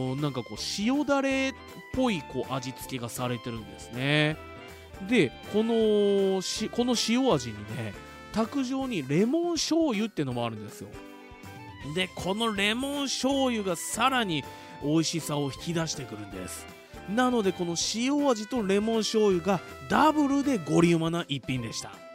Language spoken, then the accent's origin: Japanese; Fuji, Shizuoka, Japan; 生まれも育ちも静岡県富士市